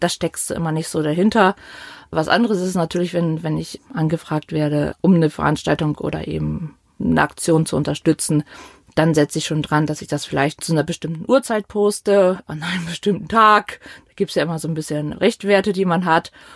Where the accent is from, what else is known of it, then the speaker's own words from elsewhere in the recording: Northern Germany, Germany; moved away as an adult; now in Mainz, Germany; Ich bin eigentlich Norddeutsche, ähm, sind vor über zehn Jahren ähm, hier runtergezogen